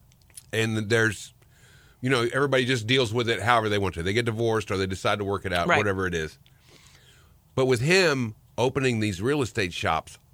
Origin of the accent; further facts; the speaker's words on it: Dallas, Texas, United States; When I'm growing up in Dallas, yes. I grew up in Dallas